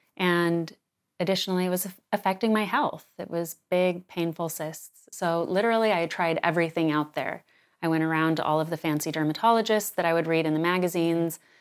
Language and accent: English; Sedona, Arizona, United States; now in New York City, United States; we knew growing up in Sedona